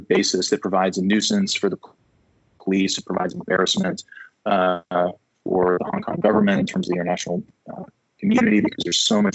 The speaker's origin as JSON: {"language": "English", "country": "United States", "said": "as an American"}